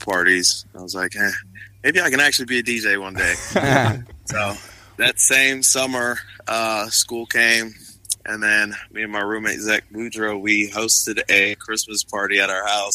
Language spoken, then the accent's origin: English; Alexandria, Virginia, United States; moved away as an adult; also born or lived in Sierra Leone / West Liberty, West Virginia; I'm from Sierra Leone, which is a country in West Africa, but I was born in Alexandria, Virginia. I went to school there.